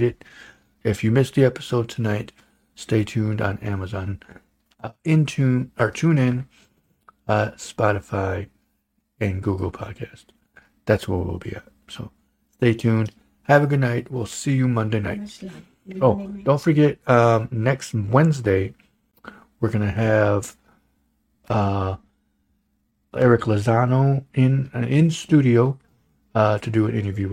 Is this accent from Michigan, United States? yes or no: yes; Holland, Michigan, United States; growing up in Holland